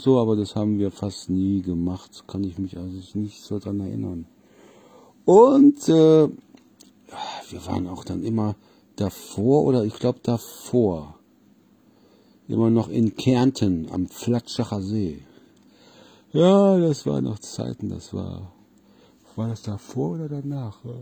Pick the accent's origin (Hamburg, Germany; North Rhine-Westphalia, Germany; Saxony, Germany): North Rhine-Westphalia, Germany; Solingen; also born or lived in Wermelskirchen; von Solingen, wo ich ja eigentlich herkommen, also geboren in Wermelskirchen